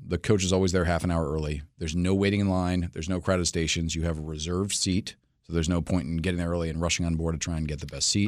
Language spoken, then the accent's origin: English; New York City, New York, United States; moved away as an adult; now in Washington, D.C., United States; I'm from New York City originally